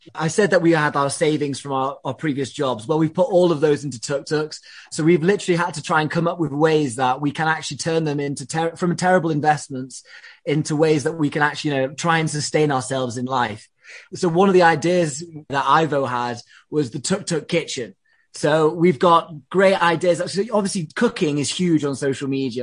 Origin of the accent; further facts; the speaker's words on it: England, United Kingdom; I'm English